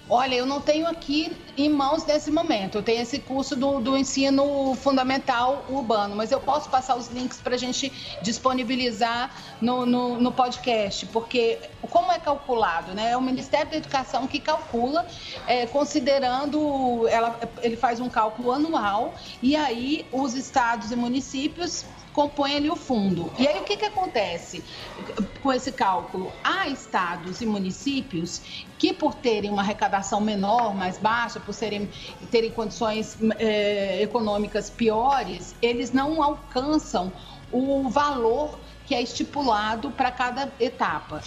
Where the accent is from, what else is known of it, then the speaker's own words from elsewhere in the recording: Goiânia, Goiás, Brazil; now in Brasília, Brazil; moro em Brasília há muito tempo, já há mais de 20 anos. Sou de, sou de Goiânia